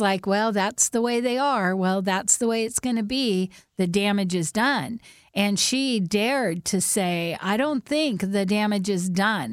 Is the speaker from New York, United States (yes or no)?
no; Whidbey Island, Washington, United States; when we grew up on Woodby Island